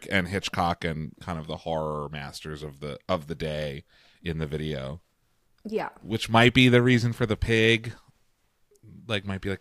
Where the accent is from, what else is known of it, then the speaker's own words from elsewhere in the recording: London, United Kingdom; I'm from London. I am.